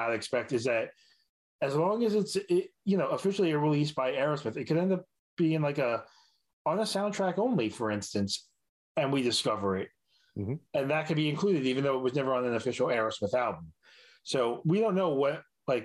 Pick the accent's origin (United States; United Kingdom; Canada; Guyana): United States; New York; as a New Yorker